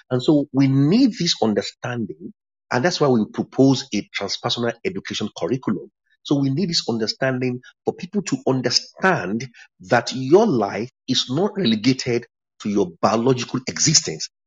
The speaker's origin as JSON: {"language": "English", "region": "England", "country": "United Kingdom", "said": "by virtue of nationality, nationality, I'm I'm British, but I'm also English."}